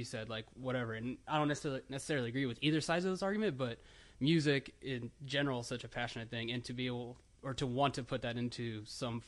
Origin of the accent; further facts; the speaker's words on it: Land O'Lakes, Florida, United States; also born or lived in Tampa, Florida; I was born in Tampa, and then different time, but my parents got divorced when I was about 3. So then from there, I moved up to Land O'Lakes, which is in Pasco County, a little bit north of Tampa